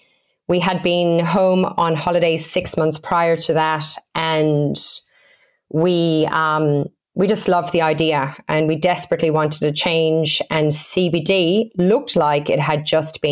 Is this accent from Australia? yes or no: yes; Australia; moved away as an adult; now in Galway, Ireland; We came from Australia just 2.5 years ago, and we opened our first store in Galway City in November 2018.